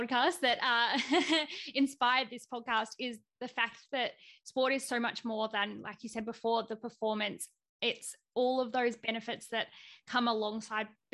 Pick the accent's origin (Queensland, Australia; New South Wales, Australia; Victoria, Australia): Victoria, Australia; I'm from Victoria.